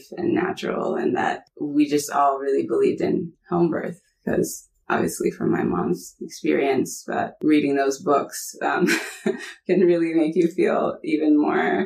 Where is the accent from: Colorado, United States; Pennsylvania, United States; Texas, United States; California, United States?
California, United States; Bay Area; also born or lived in Brooklyn, New York / Syria; So at 1.5, we moved to California. So I grew up pretty much in the Bay Area